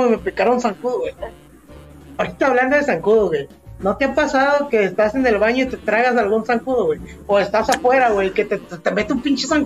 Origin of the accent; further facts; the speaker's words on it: Mexico; es parte de esta identidad como mexicana y todo ese, este rollo.